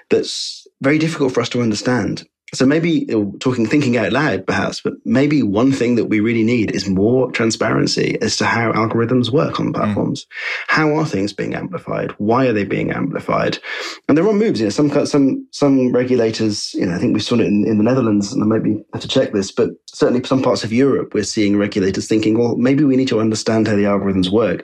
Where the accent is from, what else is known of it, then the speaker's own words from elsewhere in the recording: United Kingdom; in the UK, we often feel quite insulated from these conspiracies